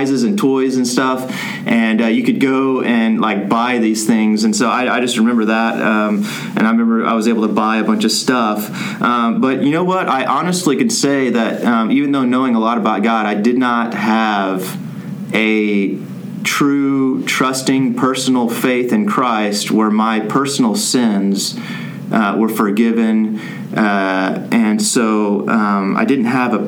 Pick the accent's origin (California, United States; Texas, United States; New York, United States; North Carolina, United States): Texas, United States; Plano; moved away as an adult; also born or lived in Córdoba, Argentina; now in Argentina; I grew up here in the Dallas area, out in the suburb, Plano